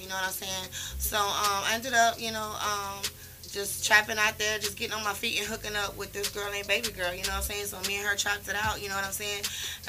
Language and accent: English; Houston, Texas, United States; I'm from right here in the city, H-Town, baby.